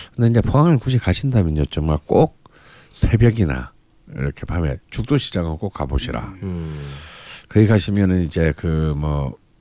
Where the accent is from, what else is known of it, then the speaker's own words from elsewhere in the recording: Busan, South Korea; 길거리마다 콩국 장사가 깔리는 부산 출신